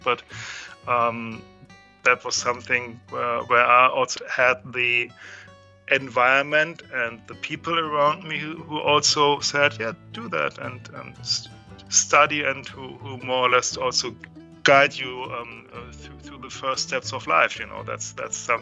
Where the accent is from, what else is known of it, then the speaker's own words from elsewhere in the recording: Hamburg, Germany; from Hamburg. Actually, I grew up in a small village at the outskirts of Hamburg